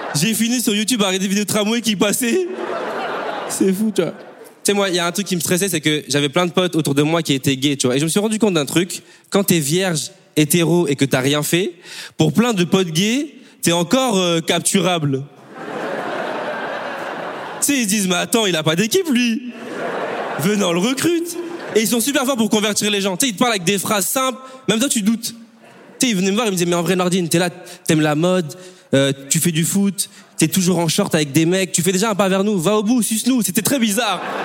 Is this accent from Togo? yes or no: no; Bordeaux, Nouvelle-Aquitaine, France; also born or lived in Congo; je viens de Bordeaux